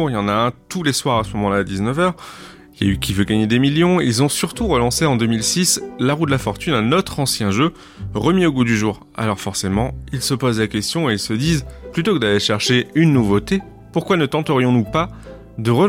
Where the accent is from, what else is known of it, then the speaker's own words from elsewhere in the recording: Toulouse, Occitania, France; À Toulouse, on habite tous les deux, elle de Paris, moi je suis de Toulouse